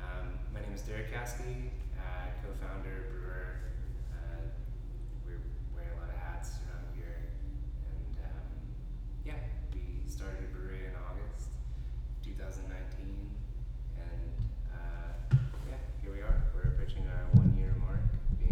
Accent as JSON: {"language": "English", "area": "Rowan County", "region": "Kentucky", "country": "United States", "said": "We're actually from Round County"}